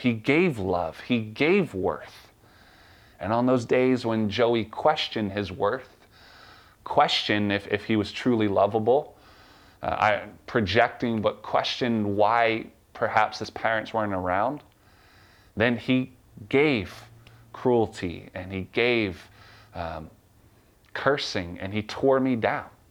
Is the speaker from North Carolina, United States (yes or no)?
yes; North Carolina, United States; I'm from North Carolina.